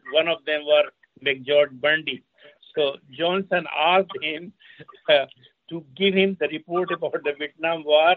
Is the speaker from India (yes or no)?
yes; India; moved away as an adult; also born or lived in Iran / United States; I left my hometown in India to the Aligarh University in 1961